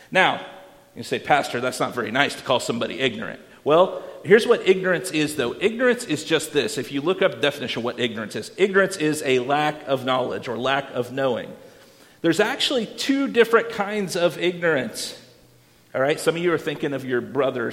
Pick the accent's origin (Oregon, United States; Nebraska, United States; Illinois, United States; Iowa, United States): Iowa, United States; I didn't grow up on a farm even though I grew up in Iowa